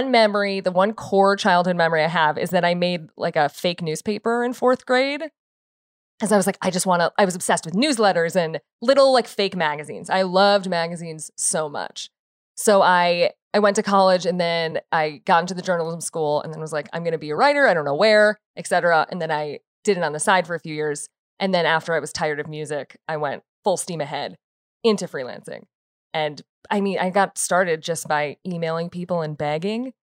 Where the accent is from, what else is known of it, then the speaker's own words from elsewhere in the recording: Chicago, Illinois, United States; I'm from Chicago.